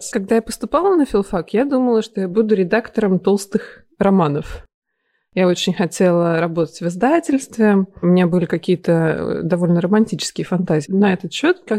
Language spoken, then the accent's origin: Russian; Tula, Tula Oblast, Russia; also born or lived in Moscow / Milan; now in London, United Kingdom; Да, я из Тулы.